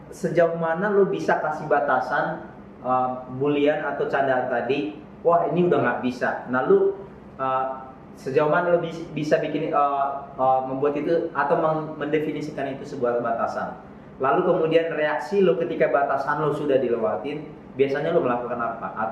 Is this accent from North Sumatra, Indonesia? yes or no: yes; North Sumatra, Indonesia; kami orang Batak